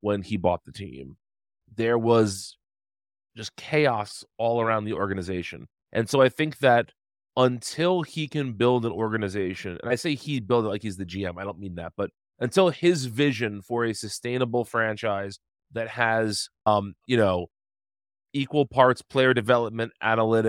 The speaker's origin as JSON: {"language": "English", "region": "outside of New York City", "country": "United States", "tie": "born or raised there", "moved": "yes", "lives_now": "New Jersey, United States", "said": "I live in New Jersey. I grew up outside of New York City"}